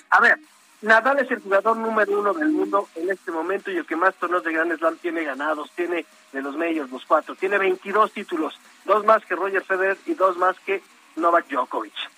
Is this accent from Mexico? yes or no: yes; Mexico